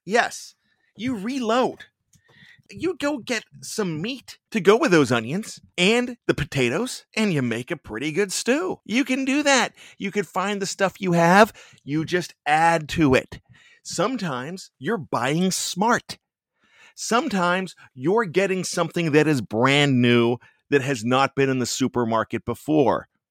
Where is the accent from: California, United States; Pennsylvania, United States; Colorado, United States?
Pennsylvania, United States; Johnstown; accent: Yinzer; I've got my pseudo Yinzer accent that I like to bust in every once in a while because I am from western Pennsylvania, Johnstown, P